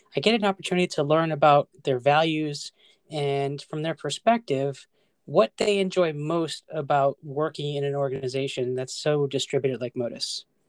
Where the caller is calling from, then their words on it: Northern Virginia, United States; I am calling from Northern Virginia